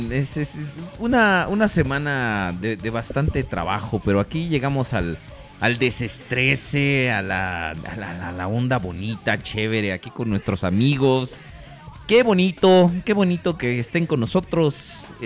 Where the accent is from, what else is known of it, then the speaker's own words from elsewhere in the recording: Mexico; Es parte de nuestro acervo cultural como mexicano.